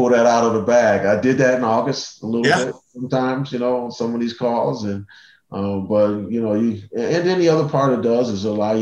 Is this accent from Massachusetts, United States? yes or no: no; Cleveland, Ohio, United States; I grew up in Cleveland.